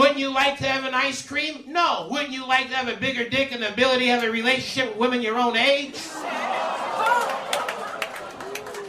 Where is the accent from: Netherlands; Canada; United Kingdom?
Canada; I was Canadian